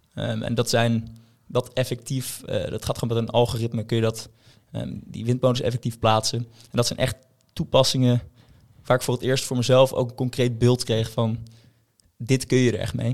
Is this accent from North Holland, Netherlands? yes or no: yes; Haarlem, North Holland, Netherlands; in Haarlem, waar ik vandaan kom